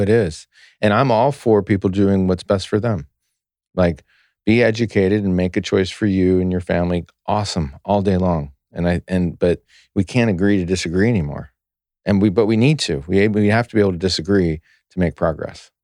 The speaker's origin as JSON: {"language": "English", "country": "United States"}